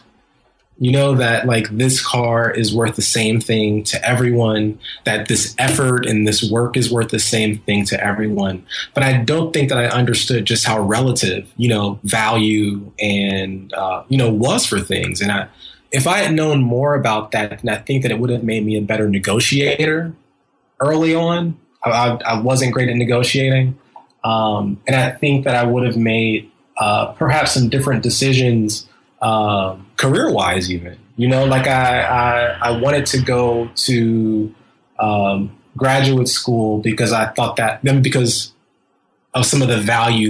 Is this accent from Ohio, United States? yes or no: yes; Columbus, Ohio, United States; now in New York, United States; my hometown of Columbus, Ohio